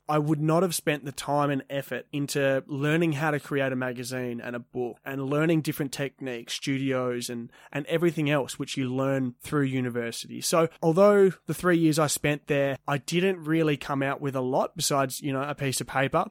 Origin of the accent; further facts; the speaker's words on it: Perth, Western Australia, Australia; I grew up in Leaderville, which is a coffee strip suburb relatively close to Perth City in Western Australia